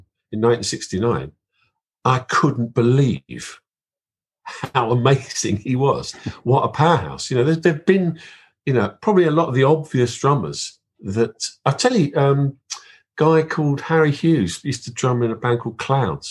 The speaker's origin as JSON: {"language": "English", "region": "London", "country": "United Kingdom", "tie": "born or raised there", "said": "growing up in London"}